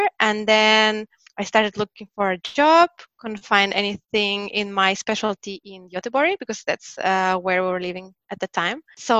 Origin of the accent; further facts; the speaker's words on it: Saint Petersburg, Russia; moved away as an adult; also born or lived in Lisbon, Portugal; now in Stockholm, Sweden; Yes, I am from St. Petersburg.